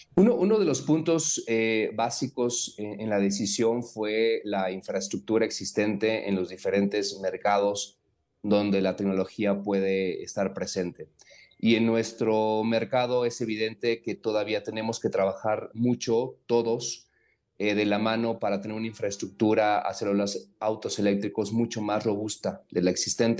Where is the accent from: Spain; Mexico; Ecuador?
Mexico; esta pasión que tenemos como mexicanos